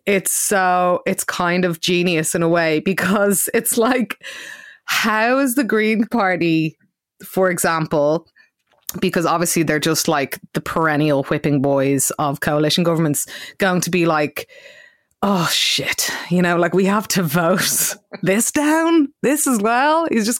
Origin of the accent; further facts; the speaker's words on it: Dublin, Leinster, Ireland; I am from South County Dublin